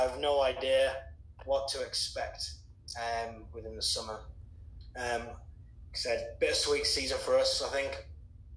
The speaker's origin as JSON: {"language": "English", "town": "Wolverhampton", "region": "West Midlands", "country": "United Kingdom", "tie": "born or raised there", "moved": "as an adult", "said": "born and raised in Wolverhampton"}